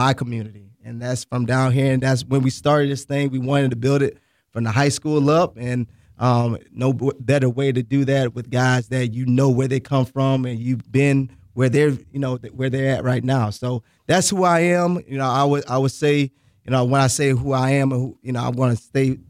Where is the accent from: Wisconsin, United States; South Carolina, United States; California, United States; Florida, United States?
Florida, United States; Boca Raton; I'm from Boca Raton, Florida